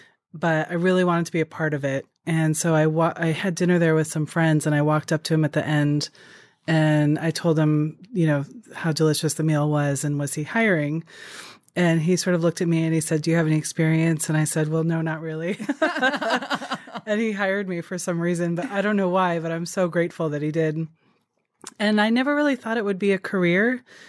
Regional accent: Japan; I grew up in Japan

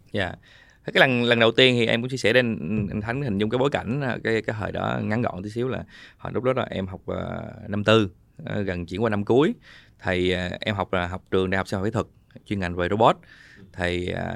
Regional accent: Binh Duong, Vietnam; mình sinh ra ở Bình Dương

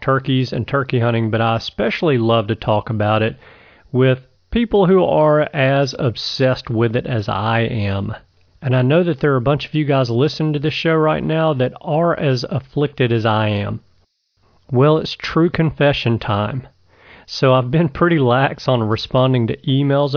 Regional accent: Alabama, United States; my home state of Alabama

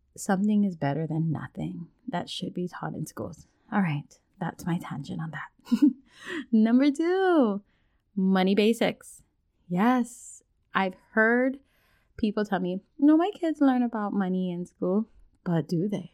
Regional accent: Hawaii, United States; now in mainland United States; as a Hawaiian, moving from Hawaii to the mainland

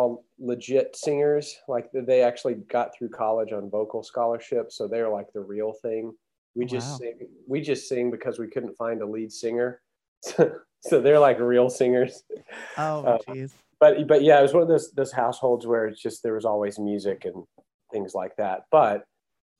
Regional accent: Huntsville, Texas, United States; also born or lived in Denton, Texas; Toby and I grew up in Huntsville, which is just north of Houston.

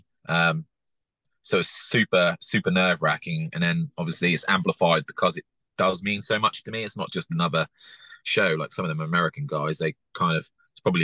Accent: England, United Kingdom; as an English person

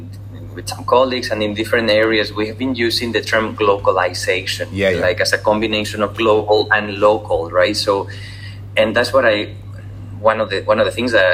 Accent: Spain; also born or lived in Singapore; especially in Spain, obviously, because I'm from Spain

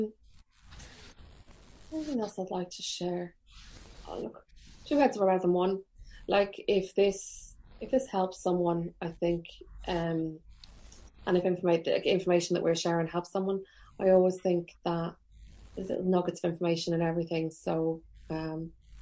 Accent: Carlingford, Leinster, Ireland; moved away; also born or lived in Trim; I'm from Carlingford

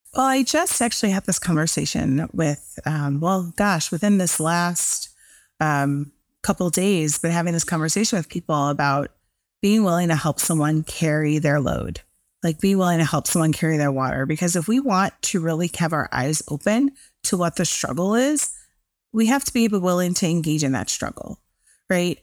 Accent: Chicago, Illinois, United States; I'm from Chicago

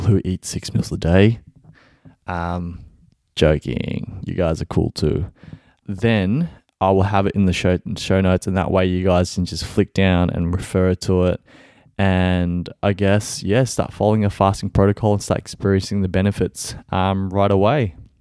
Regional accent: Melbourne, Victoria, Australia; I'm from Melbourne, Australia.

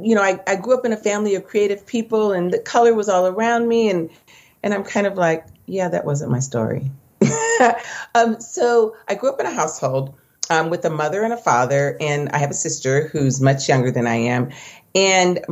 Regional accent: Orange County, California, United States; I grew up in Orange County

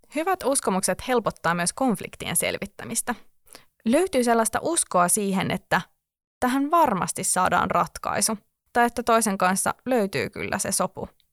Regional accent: Helsinki, Uusimaa, Finland; Olen helsinkiläinen

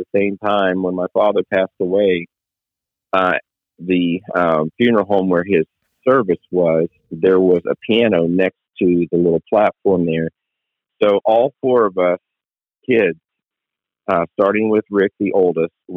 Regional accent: Vero Beach, Florida, United States; born or raised there; moved away as an adult; also born or lived in Fort Pierce / Lakeland

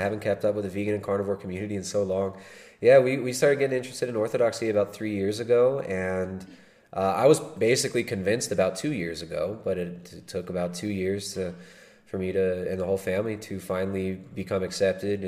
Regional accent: California, United States; accent: California; my retarded California accent

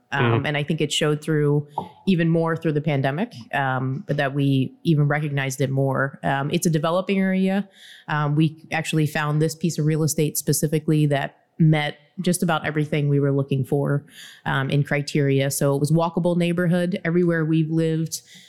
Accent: Philadelphia, Pennsylvania, United States; now in Pittsburgh, United States; I'm from Philadelphia.

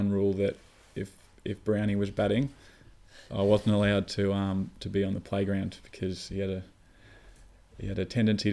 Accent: Mount Martha, Victoria, Australia; we grew up in Mount Martha

